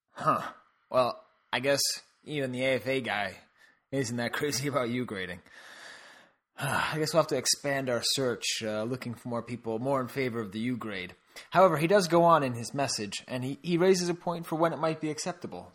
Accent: United States

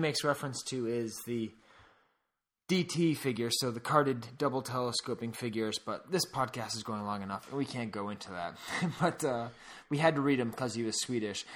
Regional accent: United States

